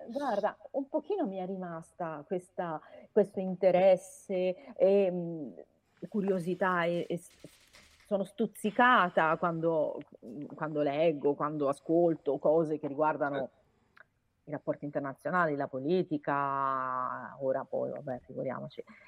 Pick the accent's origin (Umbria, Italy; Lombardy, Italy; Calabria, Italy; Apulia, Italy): Umbria, Italy; Perugia; moved away as an adult; also born or lived in Florence; sono nata a Perugia, ma ho studiato a Firenze all'università